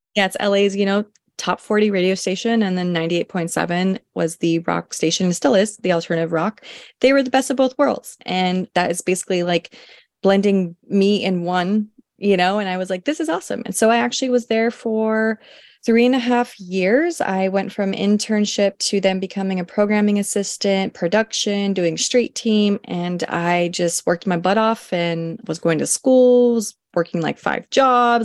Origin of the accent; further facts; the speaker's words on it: Los Angeles, California, United States; also born or lived in Oregon; am a Los Angeles native, born and raised Southern California.